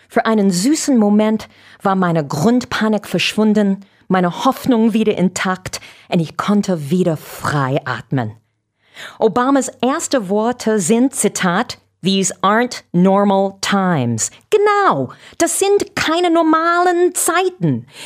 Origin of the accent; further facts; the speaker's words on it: United States; Als Amerikanerin schäme ich mich täglich für Donald Trump.